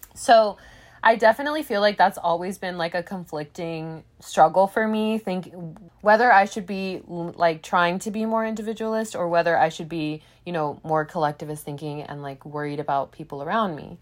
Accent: United States; I was raised in America

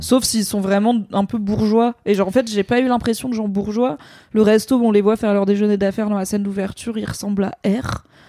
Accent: Drôme, Auvergne-Rhône-Alpes, France; je viens de la Drôme

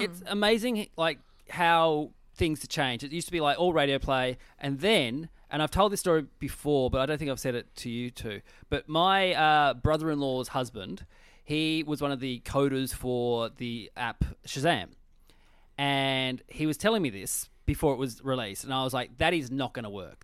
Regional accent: Tasmania, Australia; I grew up in Tassie. We didn't have E Street in Tassie.

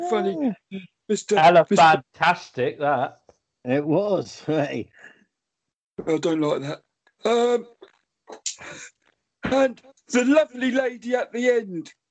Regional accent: Cockermouth, North West England, United Kingdom; and I'm from Cockermouth.

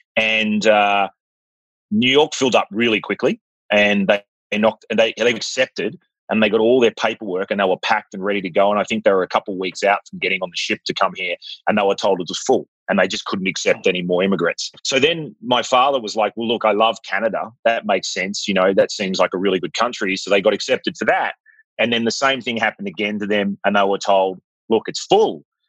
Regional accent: Melbourne, Victoria, Australia; born there; Yes, I was born in Melbourne, actually.

